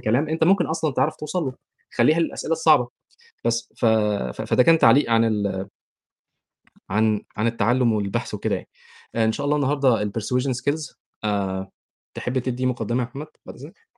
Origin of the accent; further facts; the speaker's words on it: Egypt; moved away as an adult; انا جاي من مصر